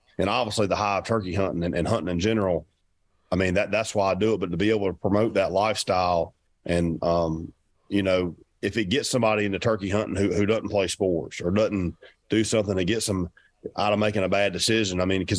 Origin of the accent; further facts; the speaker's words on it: the South, United States; I'm from the South, you know, our turkeys are work a little bit different.